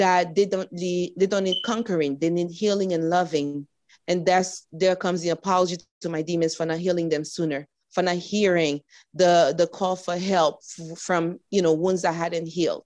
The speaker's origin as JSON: {"language": "English", "country": "United States", "tie": "born or raised there", "said": "I was born in the United States, but my parents are from Hispaniola"}